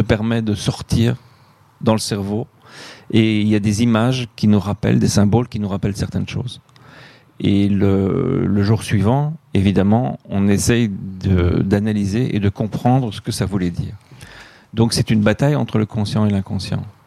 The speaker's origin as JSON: {"language": "French", "country": "Belgium", "also_born_or_lived": "Ouarzazate, Morocco", "moved": "yes", "said": "je suis belge"}